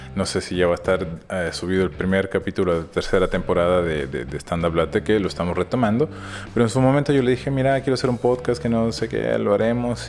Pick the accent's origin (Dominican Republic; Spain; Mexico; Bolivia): Bolivia; como buen boliviano